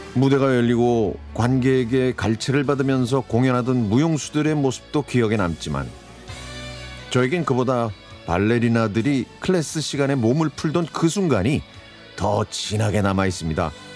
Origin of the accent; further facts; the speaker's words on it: Anyang, Gyeonggi Province, South Korea; 저는 경기도 안양시에서 학창 시절을 보냈습니다